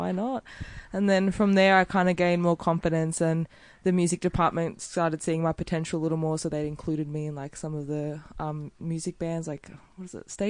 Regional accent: Melbourne, Victoria, Australia; also born or lived in Thomastown; when I was about five, I moved to Roxburgh Park. It's pretty chill over there.

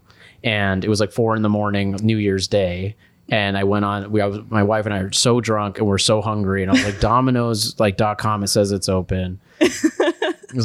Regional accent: New Mexico, United States; I was born in New Mexico

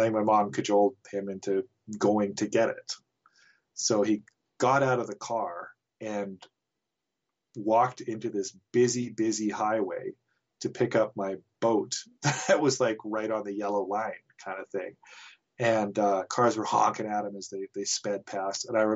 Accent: Nelson, British Columbia, Canada; I grew up in Nelson

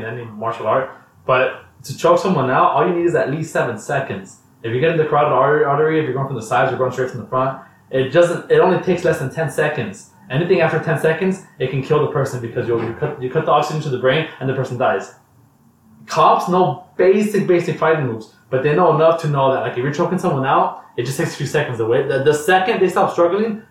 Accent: United States; as an American

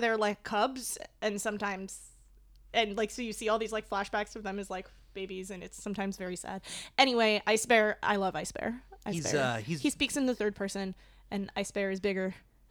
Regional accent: New England, United States; I am from New England.

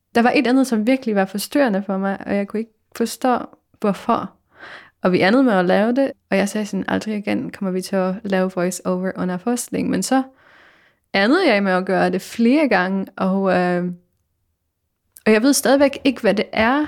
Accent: Poland; accent: Polish; Danish is a second language; now in Denmark; jeg kunne høre min egen polsk accent

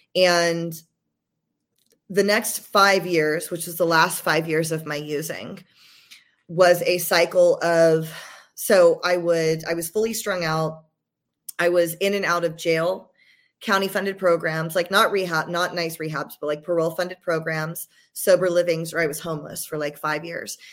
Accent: Georgia, United States; also born or lived in Los Angeles, United States; now in San Diego, United States; So I'm, I'm from Georgia originally. I've been in the San Diego, L A area for like twenty years, but I'm from Georgia originally

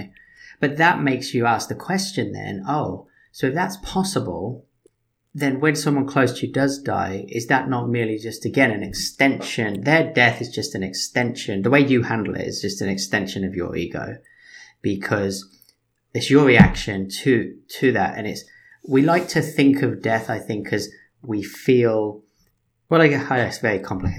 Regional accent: United Kingdom; Being British

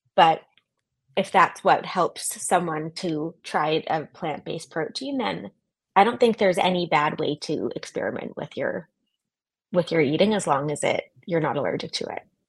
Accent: Canada; moved away as an adult; also born or lived in New York; now in San Francisco, United States; I'm originally Canadian

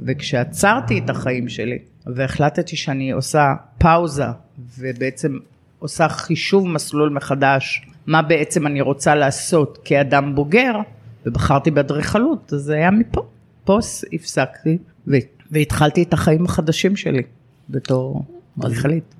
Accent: Lod, Central District, Israel; moved away as an adult; also born or lived in Haifa / Re'ut; העיר שגדלתי בה ואהבתי אותה מאוד

